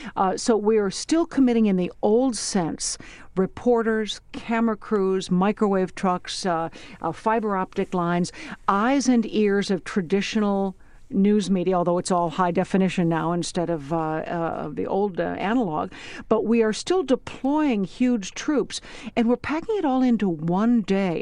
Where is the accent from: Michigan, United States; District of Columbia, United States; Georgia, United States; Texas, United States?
District of Columbia, United States; Washington; I am an American, I'm a citizen, I'm a voter, I'm a mom, I'm a resident of Washington, D C